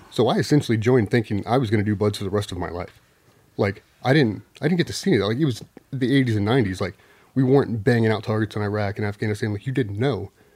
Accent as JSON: {"language": "English", "town": "Chesapeake", "region": "Virginia", "country": "United States", "tie": "born or raised there", "also_born_or_lived": "San Diego, California", "said": "Chesapeake, Virginia. So moved uh, from San Diego to Chesapeake when I was four."}